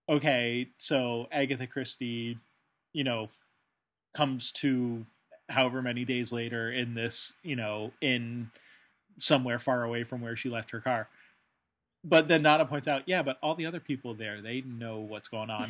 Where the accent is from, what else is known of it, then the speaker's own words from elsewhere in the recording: United Kingdom; yes, I'm British, so I, you know, never said anything about it